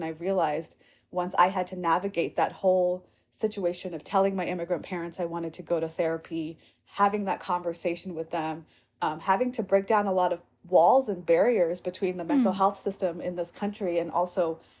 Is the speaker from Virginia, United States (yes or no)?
yes; Virginia, United States; born there; So I was born outside of Richmond, Virginia.